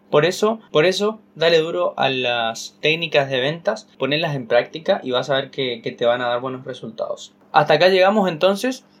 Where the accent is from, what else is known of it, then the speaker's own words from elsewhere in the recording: Corrientes, Argentina; en Corrientes, mi ciudad